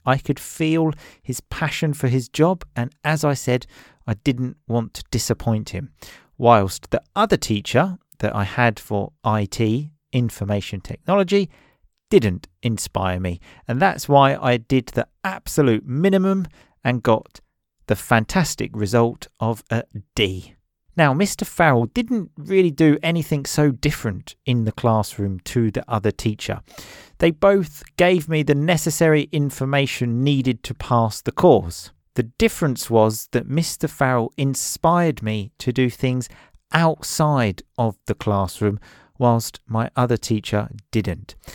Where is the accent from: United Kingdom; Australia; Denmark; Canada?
United Kingdom; England; I grew up in England